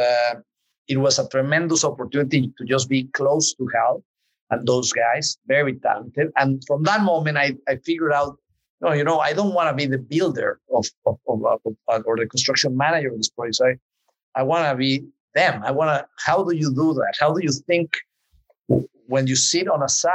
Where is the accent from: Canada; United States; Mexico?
Mexico; Mexico City; I grew up in Mexico City. Was born and raised there